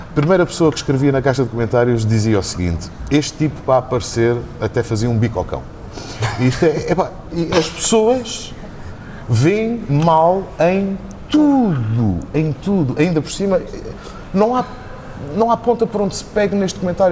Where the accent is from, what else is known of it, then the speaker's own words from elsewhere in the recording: Azores, Portugal; moved away as an adult; now in Lisbon, Portugal; sou açoriano